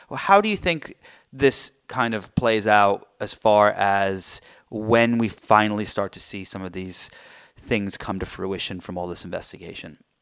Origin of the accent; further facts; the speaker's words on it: United Kingdom; I'm British